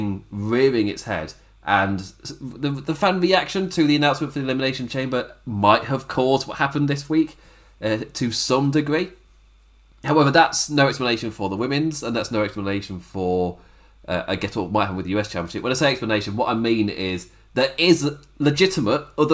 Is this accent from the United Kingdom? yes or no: yes; United Kingdom; I'm British